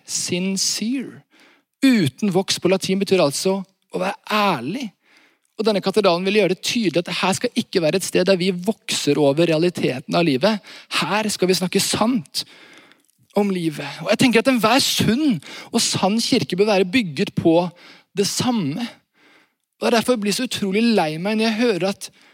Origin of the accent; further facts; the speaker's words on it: Varhaug, Rogaland, Norway; Jeg kommer fra Vahaug